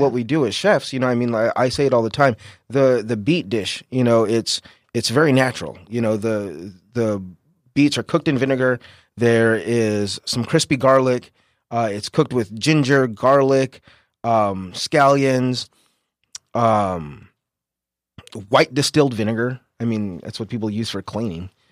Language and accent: English; San Diego, California, United States; I'm born and raised here in San Diego